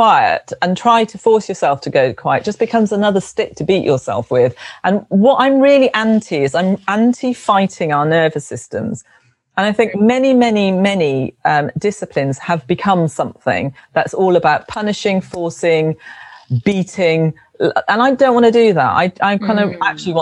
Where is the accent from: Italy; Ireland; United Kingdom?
United Kingdom; London; I was brought up in London, in South London